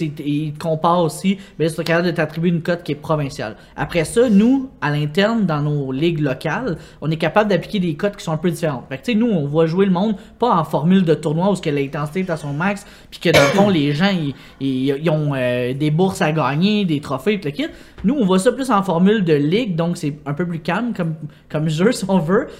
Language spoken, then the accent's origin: French; Longueuil, Quebec, Canada; je viens de Longueuil